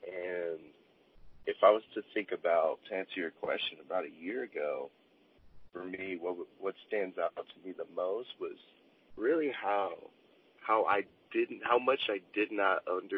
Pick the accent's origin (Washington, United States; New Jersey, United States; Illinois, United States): Illinois, United States; Chicago; also born or lived in Oceanside, California; now in Los Angeles, United States; I am from Chicago, Illinois, and also Oceanside, California.